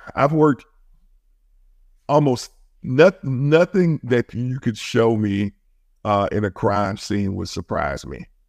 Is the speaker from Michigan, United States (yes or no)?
no; Birmingham, Alabama, United States; I grew up in Birmingham. I grew up in one of the roughest parts of Birmingham.